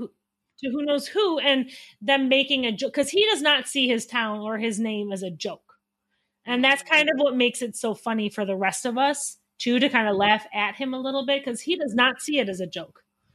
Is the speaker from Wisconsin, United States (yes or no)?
yes; Wisconsin, United States; I am from Wisconsin.